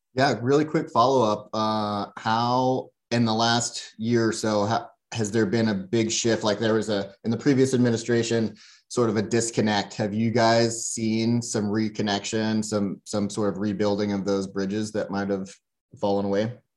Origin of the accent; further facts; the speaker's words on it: Louisiana, United States; moved away as an adult; now in Boise, United States; I grew up in Louisiana